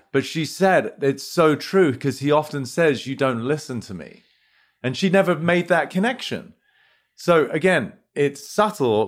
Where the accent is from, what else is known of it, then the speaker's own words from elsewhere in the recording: United Kingdom; moved away as an adult; now in United States; as domicile Brit, you know, we were brought up in a sort of relatively reserved way